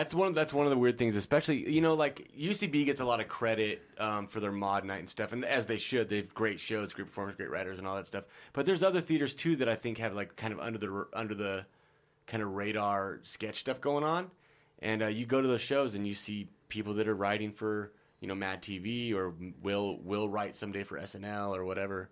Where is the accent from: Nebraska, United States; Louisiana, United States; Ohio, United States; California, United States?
Nebraska, United States; I'm from Nebraska